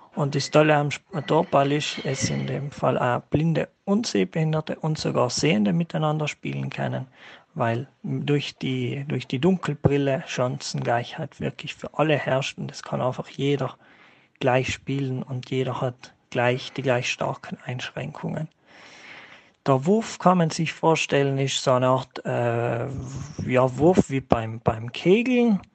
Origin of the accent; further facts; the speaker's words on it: Völs am Schlern, Trentino-Alto Adige, Italy; komme aus Völs